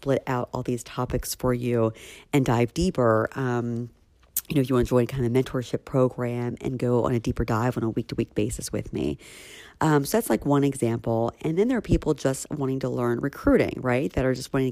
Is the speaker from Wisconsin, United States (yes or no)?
no; Philadelphia, Pennsylvania, United States; in Philly in my hometown